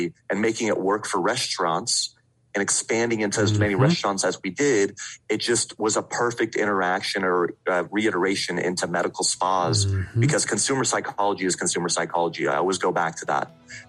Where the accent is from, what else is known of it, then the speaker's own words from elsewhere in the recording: Vienna, Austria; moved away; Yeah, so I don't have the accent, but I do still have my lederhosen. I'm originally from Vienna, Austria. Right. Okay. I moved with my dad in 1996